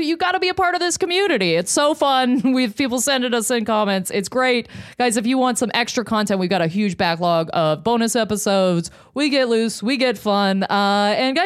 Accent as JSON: {"language": "English", "town": "Lindsay", "region": "Ontario", "country": "Canada", "tie": "born or raised there", "moved": "yes", "said": "In Lindsay, Ontario."}